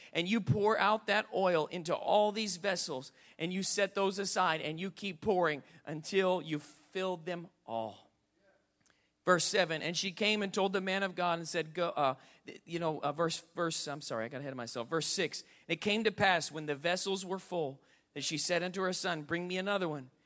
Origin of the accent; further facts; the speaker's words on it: Indianapolis, Indiana, United States; I grew up on the White River in Indianapolis, Indiana